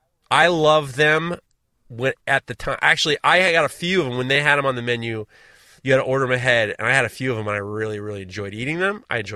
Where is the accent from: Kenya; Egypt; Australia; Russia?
Kenya; I feel as though I have the experience of being a Kenyan college graduate.